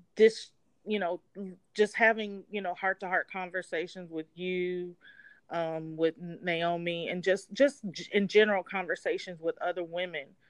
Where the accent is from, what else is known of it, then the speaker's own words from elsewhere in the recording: Atlanta, Georgia, United States; I'm actually from Atlanta, Georgia.